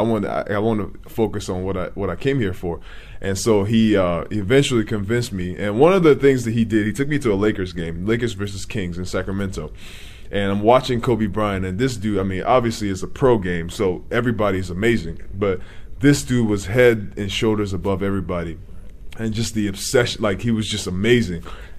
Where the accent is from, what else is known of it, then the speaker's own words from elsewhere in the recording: Nigeria; now in United States; When I came from Nigeria in 2004, my uncle was trying to convince me to play basketball.